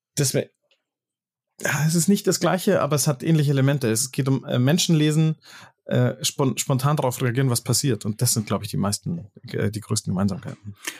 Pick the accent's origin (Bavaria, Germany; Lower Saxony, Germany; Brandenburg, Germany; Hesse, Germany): Bavaria, Germany; Munich; Und dann musste ich nach München West